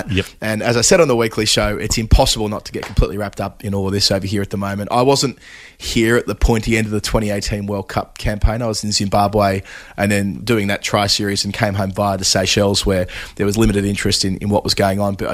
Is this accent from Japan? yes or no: no; Australia; now in United Kingdom; I'm Australian and proudly Australian, but equally I feel quite British by virtue of my my family and, and now my partner and my daughter.